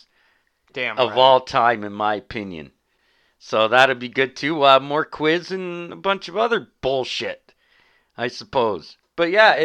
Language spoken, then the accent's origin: English; Canada; as a Canadian